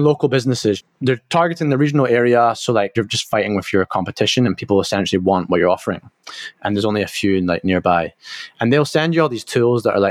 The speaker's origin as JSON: {"language": "English", "region": "Scotland", "country": "United Kingdom", "said": "I'm from Scotland"}